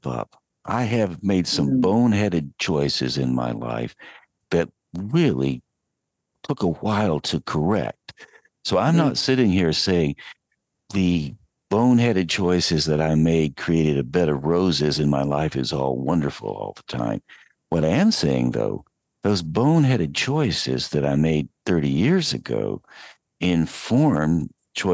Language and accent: English; Asheville, North Carolina, United States; I was growing up in Western North Carolina, 8-9 miles out of Asheville on Brevard Road